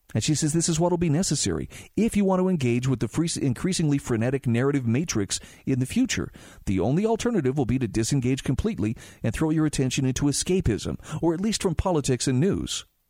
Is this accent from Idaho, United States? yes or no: no; Utah, United States; my home state of Utah